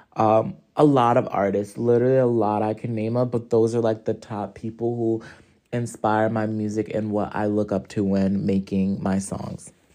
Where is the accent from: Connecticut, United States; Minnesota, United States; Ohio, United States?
Connecticut, United States; Hartford; I am from Hartford, Connecticut